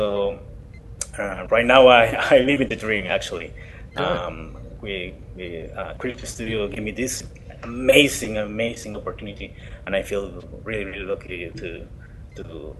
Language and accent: English; Colombia; moved away; I'm from Colombia